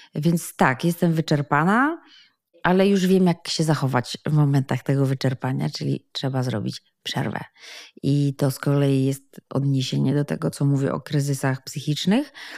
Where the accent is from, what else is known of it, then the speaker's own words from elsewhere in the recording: Poland; wszyscy w Polsce, albo bardzo duża nas część jesteśmy ochrzczeni, wyrośliśmy przynajmniej w dużej bliskości z katolickim kościołem